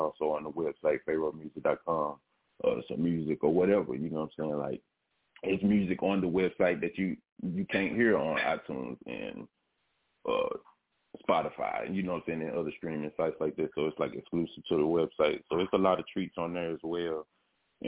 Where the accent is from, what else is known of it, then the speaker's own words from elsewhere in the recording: Memphis, Tennessee, United States; Born and raised in Memphis